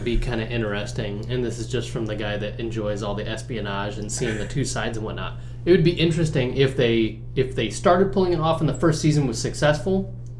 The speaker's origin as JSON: {"language": "English", "town": "Fort Wayne", "region": "Indiana", "country": "United States", "said": "I'm from Fort Wayne."}